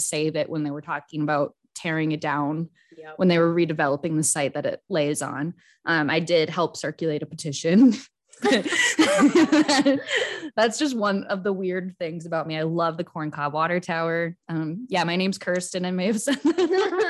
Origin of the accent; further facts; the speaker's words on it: Rochester, Minnesota, United States; like Laura said, born and raised in Rochester, Minnesota.